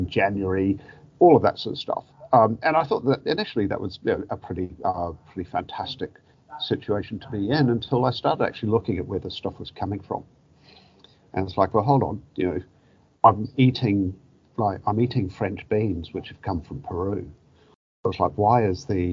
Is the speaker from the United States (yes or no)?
no; New Zealand; moved away; my origins as a Kiwi, growing up in God's own country on the other side of the world